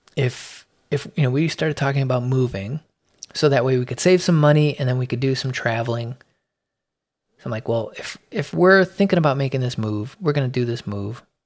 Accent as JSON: {"language": "English", "town": "Chicago", "region": "Illinois", "country": "United States", "tie": "born or raised there", "said": "I was born in Chicago, in the city, uh, in the Logan Square neighborhood"}